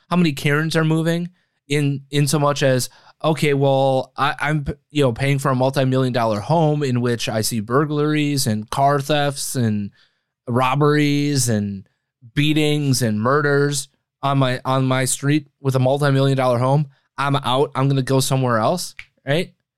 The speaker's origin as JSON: {"language": "English", "town": "Green Bay", "region": "Wisconsin", "country": "United States", "tie": "born or raised there", "moved": "as an adult", "said": "my hometown, Green Bay, Wisconsin. That's where I'm from. That's where I lived for all of my childhood."}